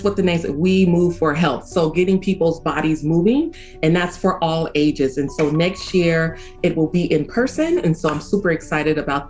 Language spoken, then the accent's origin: English; Oakland, California, United States; I was born and raised in Oakland, so I am, I believe, third or fourth generation Oakland.